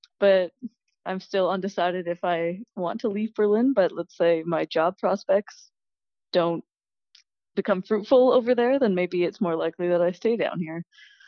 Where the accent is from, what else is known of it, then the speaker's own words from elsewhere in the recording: Ontario, Canada; Just outside Toronto.